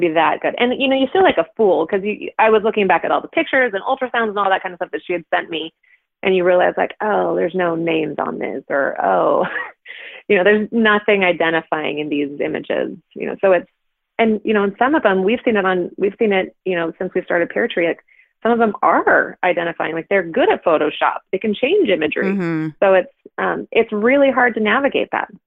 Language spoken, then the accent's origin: English; Pacific Northwest, United States; we are liberal folk from the Pacific Northwest